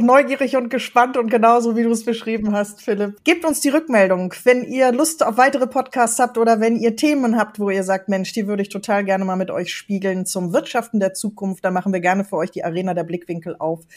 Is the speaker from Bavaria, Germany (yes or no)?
no; Ruhr area, North Rhine-Westphalia, Germany; hier bei uns im Ruhrgebiet